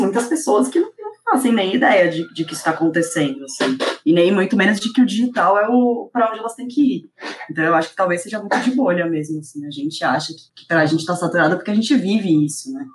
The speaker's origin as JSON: {"language": "Portuguese", "region": "São Paulo", "country": "Brazil", "said": "Deu pra ver que eu sou paulista mesmo, né? Porque eu falo bastante meu"}